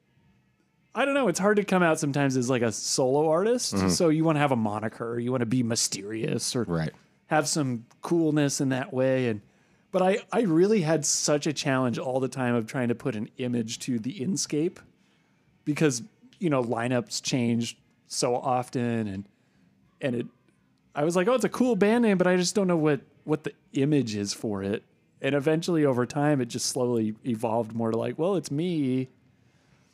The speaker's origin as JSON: {"language": "English", "area": "San Francisco Bay Area", "region": "California", "country": "United States", "tie": "born or raised there", "said": "I grew up in the San Francisco Bay Area"}